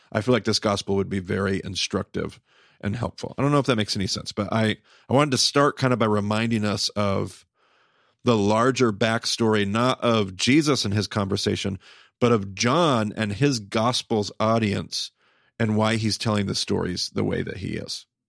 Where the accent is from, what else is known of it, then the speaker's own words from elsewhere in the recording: United States; Western American Christians